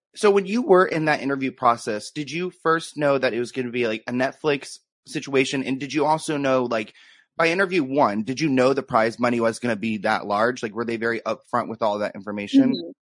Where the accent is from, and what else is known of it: United States; born or raised there